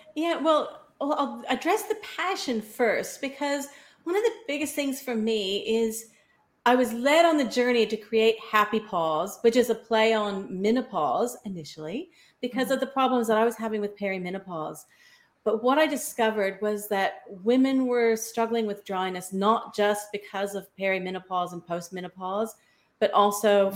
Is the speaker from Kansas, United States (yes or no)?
yes; Kansas, United States; moved away as an adult; now in Australia; I was born in Kansas, so 12,000 miles away from where I am now. And in my 20s, I ended up with the opportunity to come to Australia to study.